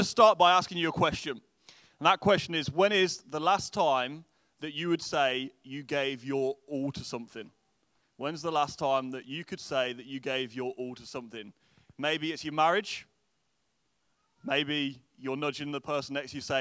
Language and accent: English; England, United Kingdom; moved away as an adult; now in Derry, United Kingdom; I'm originally from England, and now we live just outside of Derry